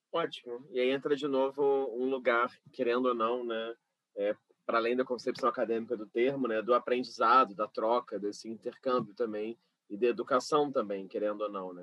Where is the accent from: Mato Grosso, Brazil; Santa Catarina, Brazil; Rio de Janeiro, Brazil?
Rio de Janeiro, Brazil; do meu bairro onde eu fui criado, né? Jacarepaguá, no Rio de é? Janeiro.